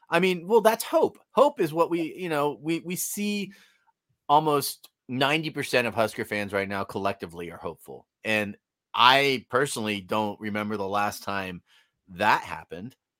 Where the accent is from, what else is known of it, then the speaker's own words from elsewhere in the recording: Bay Area, California, United States; moved away; I grew up in the Bay Area